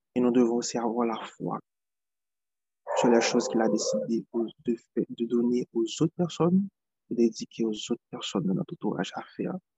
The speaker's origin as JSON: {"language": "French", "country": "Haiti", "said": "moi, je viens d'Haïti"}